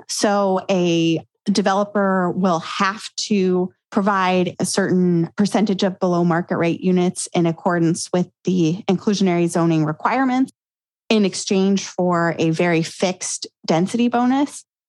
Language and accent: English; Grand Junction, Colorado, United States; my hometown in Grand Junction, Colorado